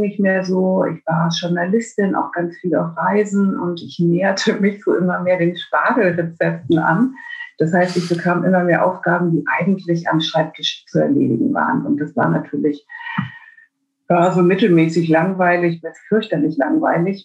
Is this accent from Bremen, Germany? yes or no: yes; Bremen, Germany; Herkommen tue ich aus Bremen